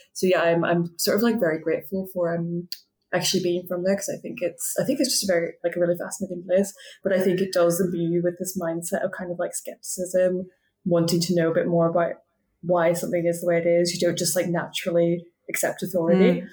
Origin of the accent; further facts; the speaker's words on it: Belfast, Northern Ireland, United Kingdom; now in London, United Kingdom; I grew up in Belfast